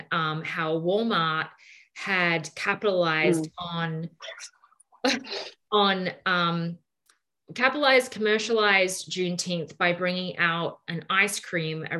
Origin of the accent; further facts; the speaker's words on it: Australia; I'm Australian, I'm not American